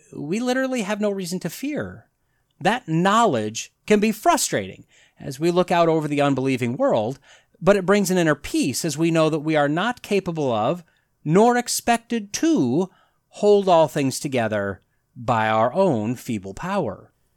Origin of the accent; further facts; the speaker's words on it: Wisconsin, United States; I grew up in Wisconsin.